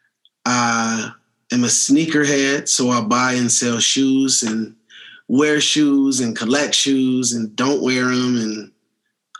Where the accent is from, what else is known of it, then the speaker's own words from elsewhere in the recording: Washington, District of Columbia, United States; now in Colorado Springs, United States; I was born in Washington, D.C. at the age of 5 months old